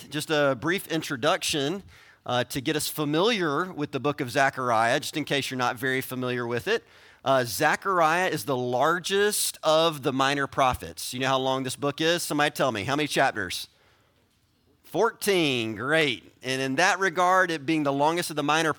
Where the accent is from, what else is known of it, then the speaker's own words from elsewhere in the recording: South Carolina, United States; I'm from South Carolina